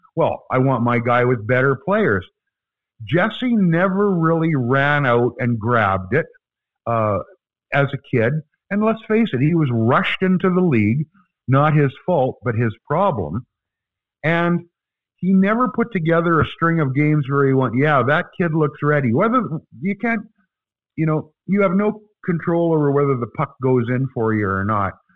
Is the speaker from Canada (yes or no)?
yes; Canada; We're from Canada